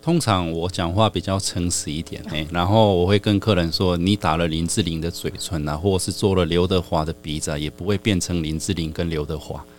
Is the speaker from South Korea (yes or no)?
yes; South Korea; moved away as an adult; now in Taiwan; 我妈妈那边算是韩国人